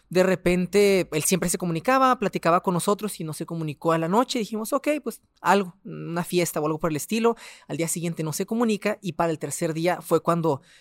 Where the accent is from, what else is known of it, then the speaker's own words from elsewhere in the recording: Ciudad Juárez, Chihuahua, Mexico; also born or lived in Delicias, Chihuahua; tengo 29 años, soy del estado de Chihuahua, de la ciudad de Delicias, pero llevo aquí 25 años en Juárez. Entonces, soy prácticamente juarense.